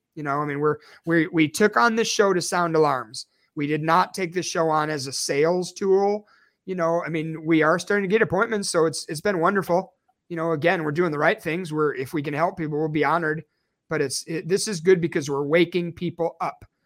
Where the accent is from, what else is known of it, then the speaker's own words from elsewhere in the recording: Chicago, Illinois, United States; moved away; I am originally from Chicago, Illinois